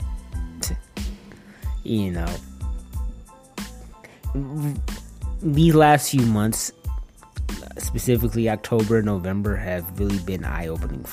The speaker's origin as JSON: {"language": "English", "town": "Detroit", "region": "Michigan", "country": "United States", "tie": "born or raised there", "also_born_or_lived": "Northwest Indiana", "moved": "as an adult", "said": "Detroit, my hometown"}